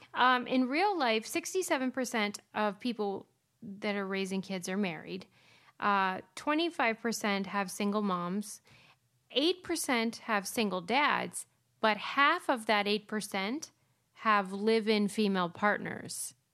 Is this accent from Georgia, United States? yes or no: no; Pittsburgh, Pennsylvania, United States; I'm from Pittsburgh